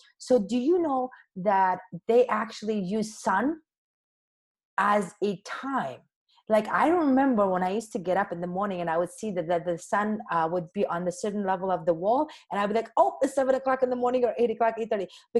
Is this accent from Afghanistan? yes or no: yes; Afghanistan; So as you know, I came from Afghanistan, but even before that, my mom and my grandmother and generation after generation